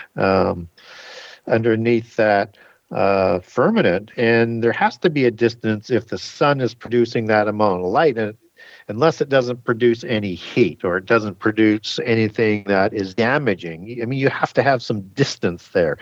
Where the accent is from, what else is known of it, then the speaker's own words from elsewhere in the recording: Canada; I'm from Canada.